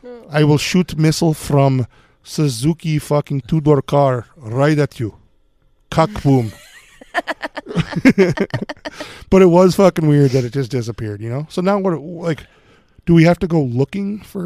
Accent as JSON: {"language": "English", "town": "Minot", "region": "North Dakota", "country": "United States", "tie": "born or raised there", "said": "it was like from my hometown. It was Minot."}